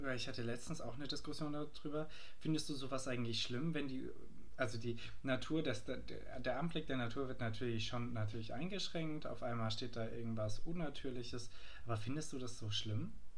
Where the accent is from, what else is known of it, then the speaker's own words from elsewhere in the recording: Germany; wo wir als Deutsche